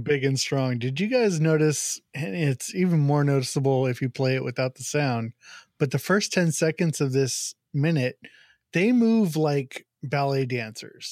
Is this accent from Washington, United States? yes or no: no; Bakersfield, California, United States; now in Maryland, United States; I grew up in Bakersfield